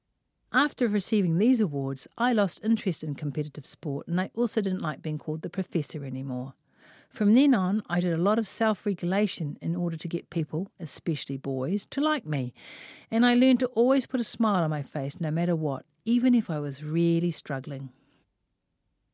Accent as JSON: {"language": "English", "region": "Auckland", "country": "New Zealand", "tie": "born or raised there", "said": "I was born in West Auckland"}